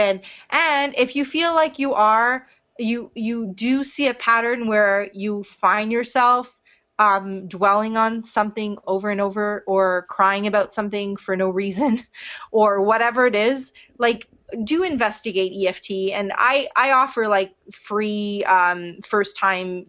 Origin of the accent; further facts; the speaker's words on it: Montreal, Quebec, Canada; moved away; here I am back in Montreal, my hometown